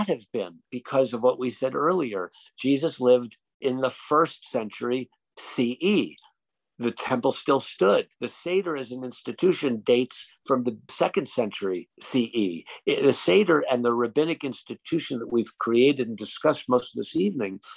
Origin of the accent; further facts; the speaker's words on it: United States; as an American